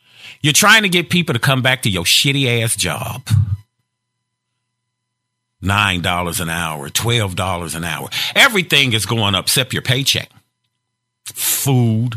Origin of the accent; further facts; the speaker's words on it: Gary, Indiana, United States; I'm from Gary, Indiana, a labor union town